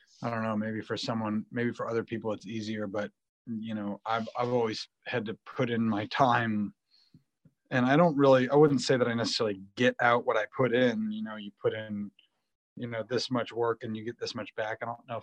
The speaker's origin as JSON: {"language": "English", "town": "Buffalo", "region": "New York", "country": "United States", "tie": "born or raised there", "said": "I grew up in Buffalo, New York in the 90s"}